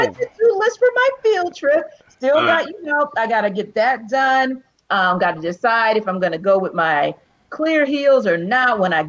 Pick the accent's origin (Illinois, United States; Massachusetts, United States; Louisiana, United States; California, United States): Louisiana, United States; New Orleans; now in Atlanta, United States; I'm originally from New Orleans.